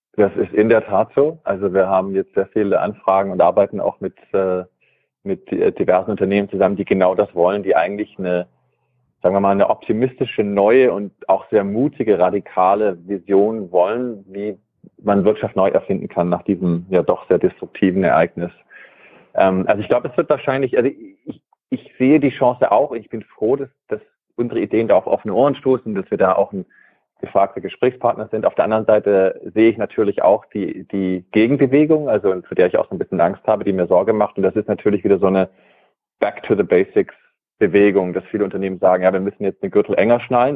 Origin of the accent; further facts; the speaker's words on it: Germany; moved away as an adult; also born or lived in California, United States; Also ich bin in Deutschland aufgewachsen, habe äh, also auch Wabenland aufgewachsen